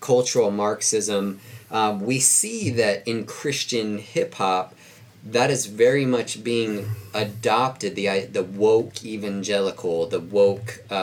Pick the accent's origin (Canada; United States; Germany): United States; Bellflower, California; It was mostly Black and Hispanic where I grew up in Bellflower. That's in Southern California.